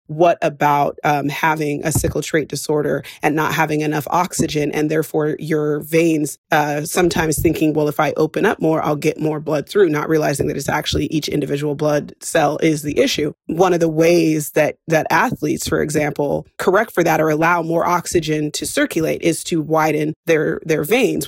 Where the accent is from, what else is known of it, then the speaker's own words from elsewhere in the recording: West Coast, United States; moved away as an adult; and I say this as an expat, I don't feel as American as when I'm outside of the country